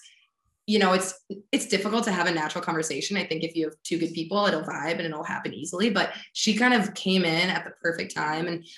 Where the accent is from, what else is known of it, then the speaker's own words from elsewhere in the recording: East Coast, United States; moved away; also born or lived in Midwest; I'm from the East Coast originally. And so people are really forward and direct